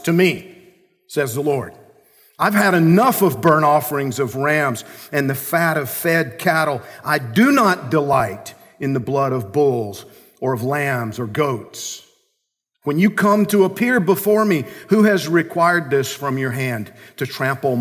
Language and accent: English; Georgia, United States; I grew up in Georgia